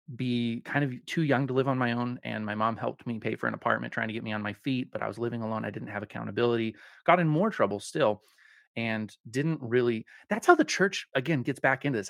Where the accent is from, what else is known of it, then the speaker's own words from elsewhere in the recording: Colorado, United States; also born or lived in Spokane, Washington; I'm from Colorado. I, I'm a, a native Coloradan